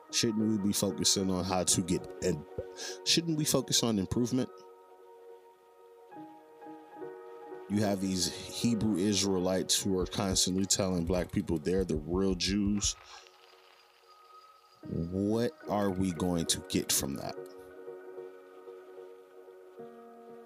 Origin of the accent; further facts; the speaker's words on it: United States; I'm in America now. I'm American.